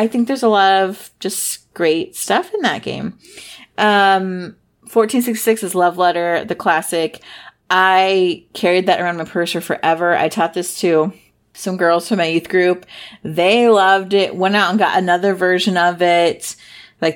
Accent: Midwest, United States; I'm from the Midwest

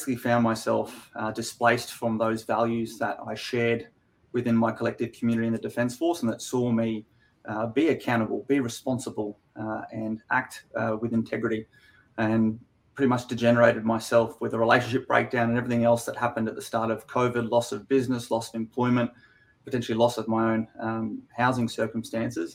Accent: Queensland, Australia; also born or lived in Canberra / United States; So I'm a Queenslander myself. I live here in Brizzy

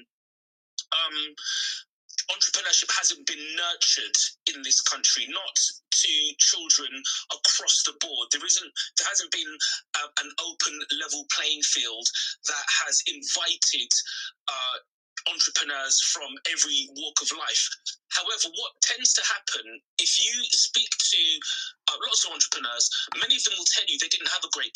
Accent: London, United Kingdom; I was born and raised in Brent, which is Northwest London

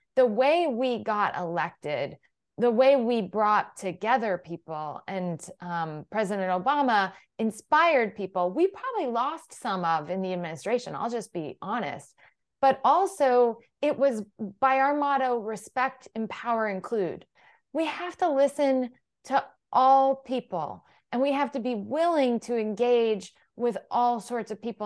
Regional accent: Galesburg, Illinois, United States; also born or lived in Iowa / Kansas; I was raised from fifth grade on in Galesburg, Illinois, but I grew up along the Mississippi and was born in Kansas

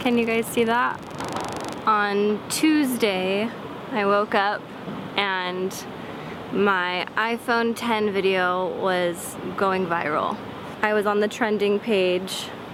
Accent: Southern California, United States; I was born and raised in Southern California.

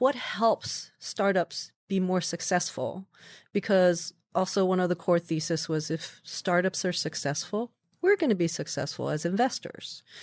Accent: Midwest, United States; moved away as an adult; also born or lived in New York; I was growing up in the Midwest.

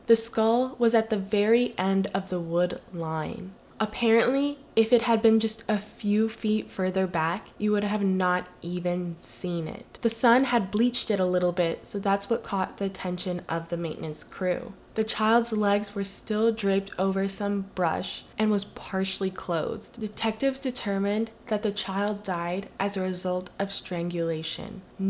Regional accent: United States; technically I was not born in America, but my identity is Filipino American or Asian American due to my heritage and family history.

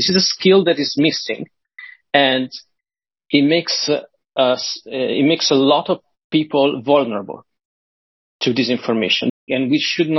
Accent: Italy; I'm from Italy

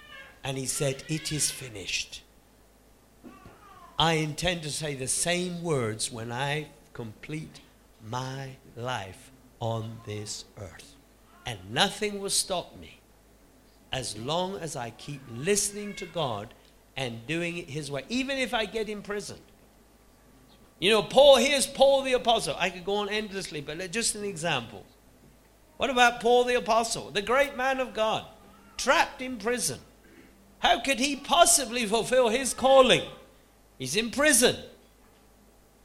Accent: United Kingdom; here we are in our little country

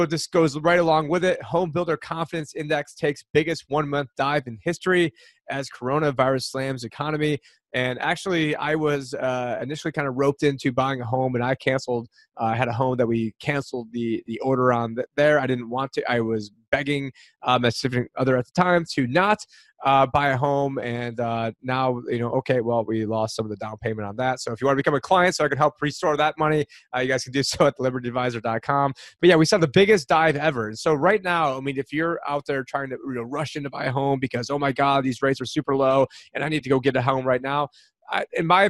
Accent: upstate New York, United States; now in Arizona, United States; I'm from upstate New York

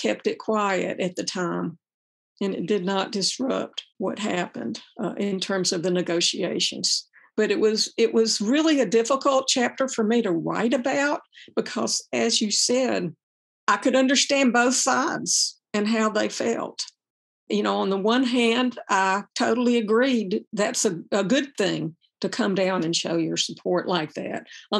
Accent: Southern United States, United States; It was about who won and who lost and pride in being a Southerner. And that was still a very, very strong feeling for my younger days and teenage days.

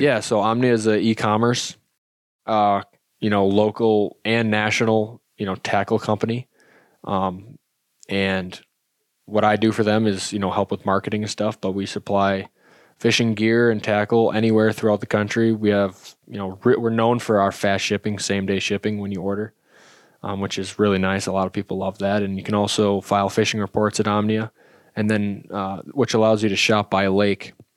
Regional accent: Wisconsin, United States; I grew up in Wisconsin fishing smallmouth a ton

